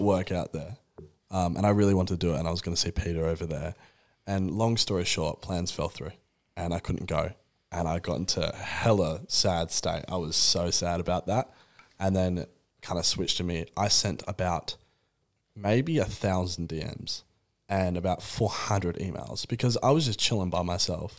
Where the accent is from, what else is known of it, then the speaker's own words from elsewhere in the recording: Perth, Western Australia, Australia; I'm from Perth